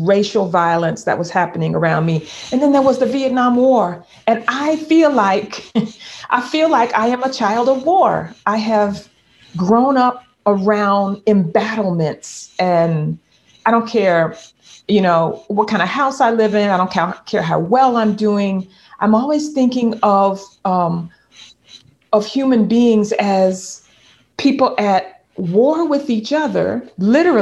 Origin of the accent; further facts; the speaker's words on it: the South, United States; a Black girl, Black woman growing up in the South